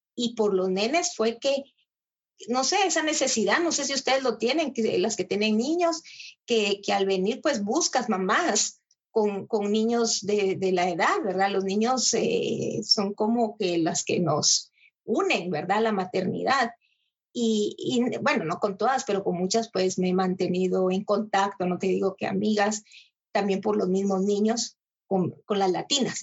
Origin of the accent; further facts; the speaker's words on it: Guatemala; now in Almere, Netherlands; nosotros tenemos 25 etnias